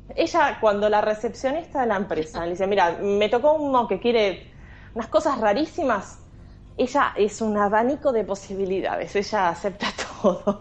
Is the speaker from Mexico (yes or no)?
no; Argentina; somos argentinas